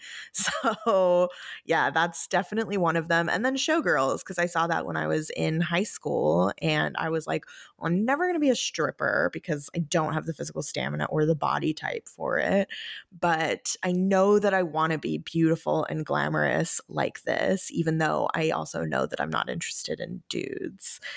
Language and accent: English; New York, United States; growing up in New York